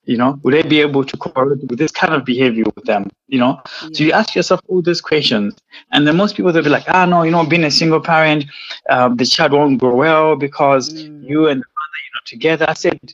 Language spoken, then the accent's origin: English; Malawi; moved away as an adult; also born or lived in Zimbabwe / England; I was born in Zimbabwe, but I was raised in Malawi